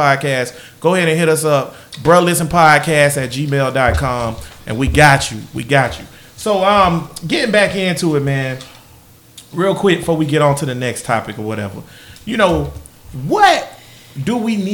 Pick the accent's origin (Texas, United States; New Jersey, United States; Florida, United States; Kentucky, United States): Florida, United States; Jacksonville; I'm from Grandpa in Jacksonville, Florida.